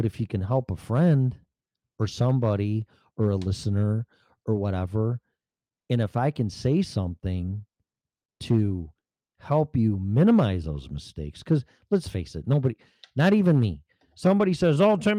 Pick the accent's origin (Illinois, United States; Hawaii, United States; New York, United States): Illinois, United States; moved away; I'm from Illinois